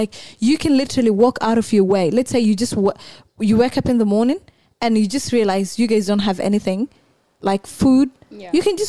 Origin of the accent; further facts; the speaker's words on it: Mandera, Kenya; For real, I have to claim my hometown.